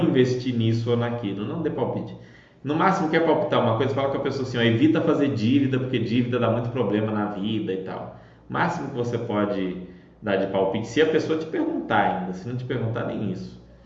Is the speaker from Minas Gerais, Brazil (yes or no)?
yes; Belo Horizonte, Minas Gerais, Brazil